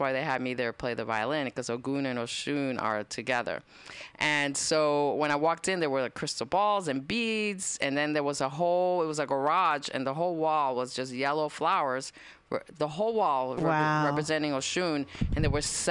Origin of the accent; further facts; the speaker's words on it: New York City, New York, United States; I was growing up in Washington Heights in New York